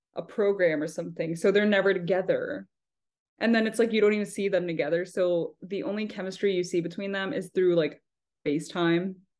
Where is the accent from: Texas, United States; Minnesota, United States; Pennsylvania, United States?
Texas, United States; now in Boston, United States; I'm from Texas